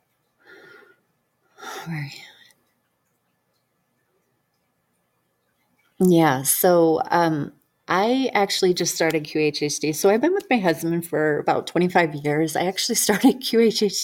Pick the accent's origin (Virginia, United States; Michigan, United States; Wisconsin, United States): Michigan, United States; Detroit; moved away; I'm originally from Detroit, Michigan.